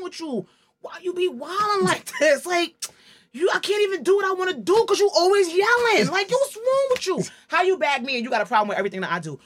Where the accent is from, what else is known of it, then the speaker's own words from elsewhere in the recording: New York City, New York, United States; I'm from the Bronx. Way deep in the Bronx